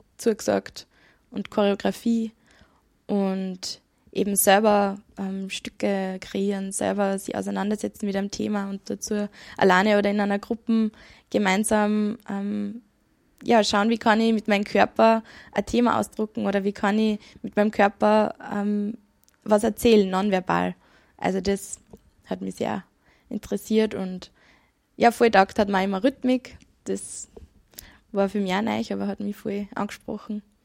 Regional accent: Kirchdorf an der Krems, Upper Austria, Austria; moved away as an adult; also born or lived in Vienna; ich bin geboren in Kirchdorf an der Krems und bin aufgewachsen zwischen Wartberg und Pfarrkirchen

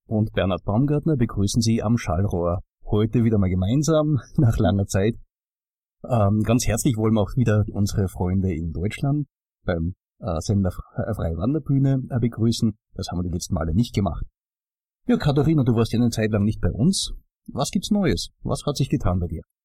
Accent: Austria; wenn man als Österreicher in den Norden kommt

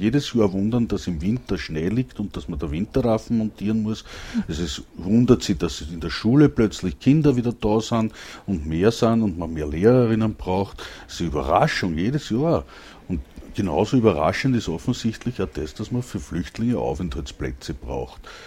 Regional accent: Langenlois, Lower Austria, Austria; ich komm aus Langenlois, das liegt auch bei Krems, aber in Niederösterreich.

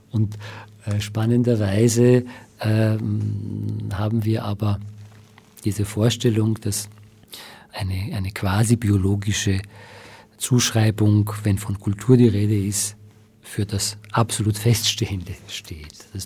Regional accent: Iran; now in Austria; also ich bin Iraner und ich bin jetzt in Österreich

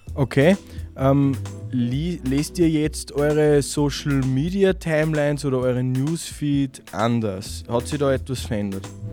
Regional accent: Kirchdorf an der Krems, Upper Austria, Austria; Ich bin aus Kirchdorf.

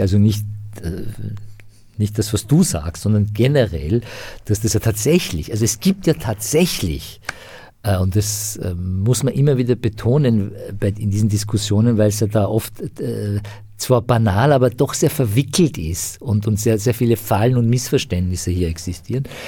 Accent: Iran; moved away; ich bin sozusagen als Iraner, der halt irgendwie aus einem islamisch geprägten Land kommt

